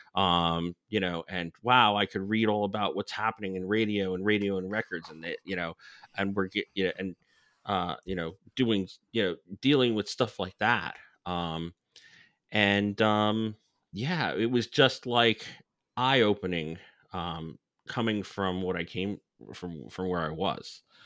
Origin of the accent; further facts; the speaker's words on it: New Jersey, United States; I grew up in New Jersey